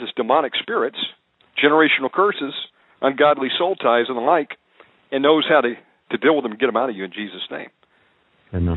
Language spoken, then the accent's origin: English; Georgia, United States; I was born in Georgia